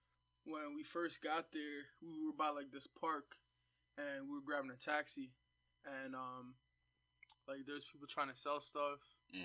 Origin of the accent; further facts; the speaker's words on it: Jamaica; I'm Jamaican.